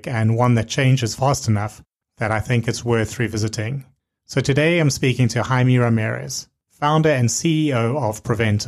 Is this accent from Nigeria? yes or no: no; South Africa; moved away; When I was growing up in South Africa, they would issue you with your national ID booklet at 16.